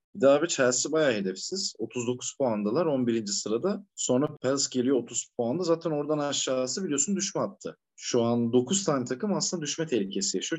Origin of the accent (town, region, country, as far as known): Karacabey, Bursa, Turkey; born or raised there